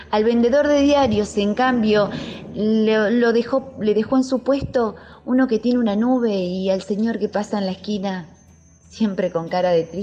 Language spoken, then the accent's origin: Spanish; La Pampa, Argentina; Soy argentina, de La Pampa, un lugar donde se ve el horizonte y donde se escuchan las calandrias